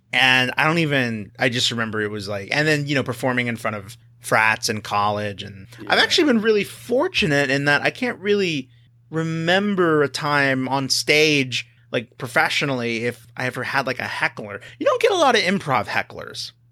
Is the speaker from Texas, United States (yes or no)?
yes; Texas, United States; moved away as an adult; now in California, United States; I grew up in Texas